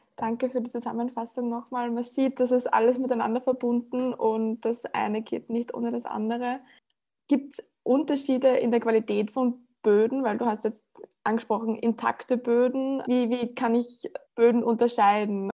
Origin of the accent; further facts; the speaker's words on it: Upper Austria, Austria; das kenne ich ganz gut von dem Ort, in dem ich groß geworden bin. Also ich komme aus Oberösterreich und äh, äh aus dem ländlichen Bereich